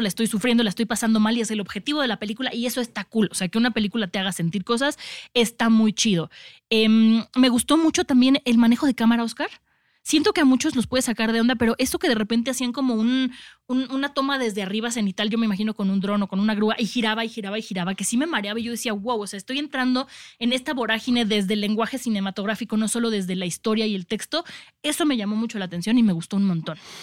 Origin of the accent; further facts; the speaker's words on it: Mexico; nosotros como mexicanos